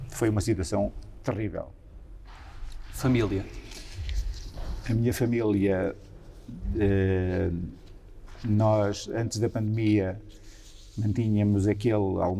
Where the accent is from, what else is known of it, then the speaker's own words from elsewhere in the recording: Centro, Portugal; minha zona também foi uma das muito afetadas dos, dos outros incêndios depois na região centro. A minha aldeia, na minha aldeia foi tudo destruído e morreram cinco pessoas em São Juninho.